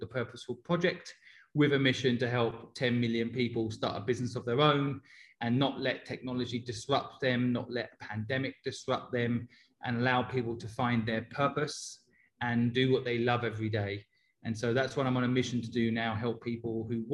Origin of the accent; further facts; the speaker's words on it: Cambridge, East of England, United Kingdom; moved away as an adult; also born or lived in Hong Kong; now in London, United Kingdom; I grew up in Cambridge in England and spent 20 years of my life in England and 20 years of my life in Asia